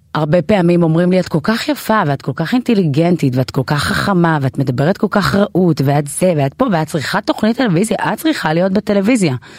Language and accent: Hebrew; Israel; also born or lived in Ethiopia; באתי מאתיופיה, אבל אני ישראלית לכל דבר